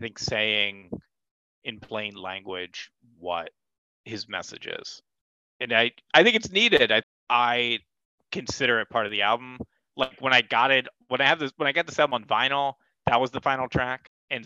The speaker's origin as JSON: {"language": "English", "country": "United States", "said": "Maybe it's because I'm an American. Maybe my Americanness is showing through here."}